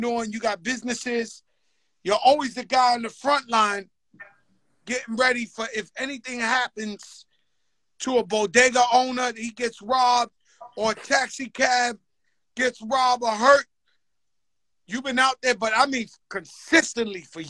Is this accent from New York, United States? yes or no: yes; New York City, New York, United States; I grew up in the Bronx